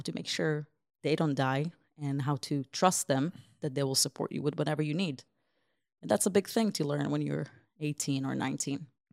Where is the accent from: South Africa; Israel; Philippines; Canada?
Israel; English is a second language; also born or lived in Ukraine; now in Columbia, United States; I grew up in Israel most of my life.